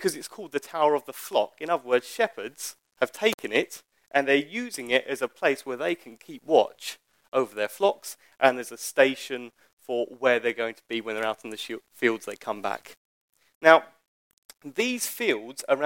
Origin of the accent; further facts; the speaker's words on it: Harlow, East of England, United Kingdom; I don't come from Coventry. I come from Harlow. I am no less of my father's line because I was born in Essex rather than the Midlands.